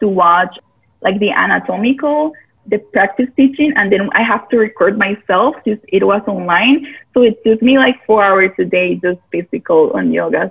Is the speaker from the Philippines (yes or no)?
no; Costa Rica; I am born and raised in Costa Rica